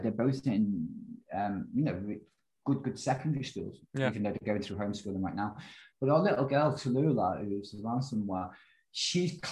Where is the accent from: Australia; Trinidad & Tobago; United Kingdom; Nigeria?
United Kingdom; I am a British lad